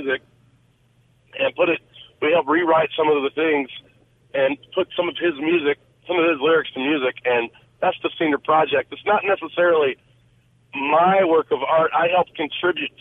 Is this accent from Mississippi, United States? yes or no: yes; Central Mississippi, United States; moved away as an adult; also born or lived in Jackson, Mississippi / Denver, Colorado; now in Nashville, United States; growing up in Mississippi, just having the music in your veins